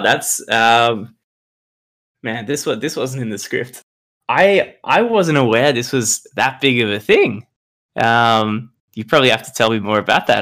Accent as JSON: {"language": "English", "country": "Australia", "said": "I'm from Australia, not New Zealand."}